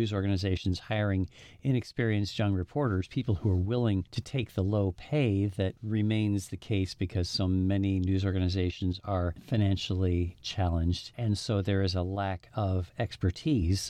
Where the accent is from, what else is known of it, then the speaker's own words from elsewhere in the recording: South Dakota, United States; moved away; also born or lived in New York; my home state of South Dakota